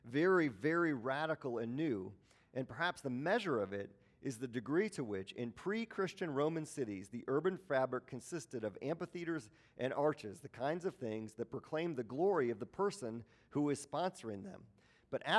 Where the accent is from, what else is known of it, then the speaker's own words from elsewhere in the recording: Milwaukee, Wisconsin, United States; moved away; I grew up in Milwaukee, the home of the NBA champion Milwaukee Bucks